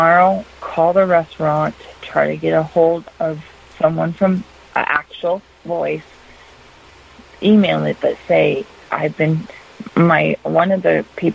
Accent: Northern Minnesota, United States; I'm from Northern Minnesota

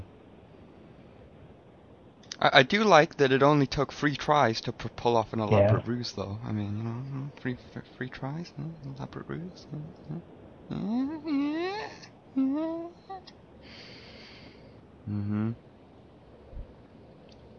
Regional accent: England, United Kingdom; I'm a British man

